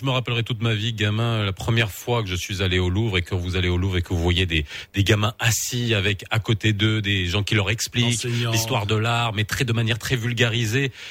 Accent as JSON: {"language": "French", "country": "Morocco", "tie": "born or raised there", "said": "on connaît notre Maroc, on le connaît par cœur, on y a grandi."}